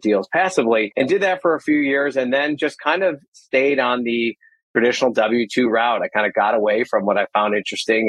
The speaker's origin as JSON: {"language": "English", "area": "outside Chicago", "region": "Illinois", "country": "United States", "tie": "born or raised there", "said": "I live right outside of Chicago, Illinois, right around the corner from where I grew up as well"}